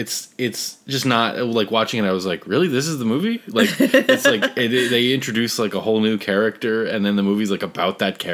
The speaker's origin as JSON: {"language": "English", "town": "Philadelphia", "region": "Pennsylvania", "country": "United States", "said": "we're from Philadelphia"}